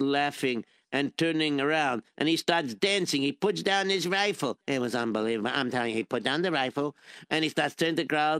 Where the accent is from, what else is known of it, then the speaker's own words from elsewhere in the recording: Israel; born there; I'm Jewish and I was born in Israel.